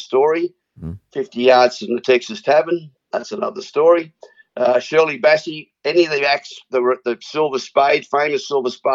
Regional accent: Australia; as an Aussie

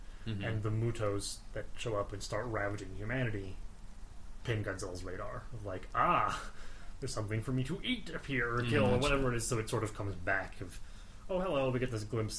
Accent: United States; I'm a American

